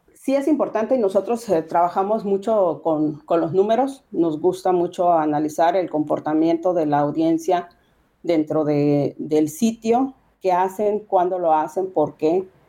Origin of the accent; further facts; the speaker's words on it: Sinaloa, Mexico; Somos de Sinaloa, vivimos en Culiacán, vivimos en, en esta zona